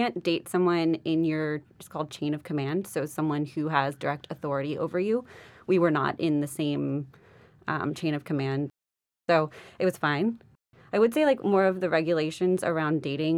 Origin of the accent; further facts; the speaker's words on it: Hudson Valley, New York, United States; I am originally from New York in the Hudson Valley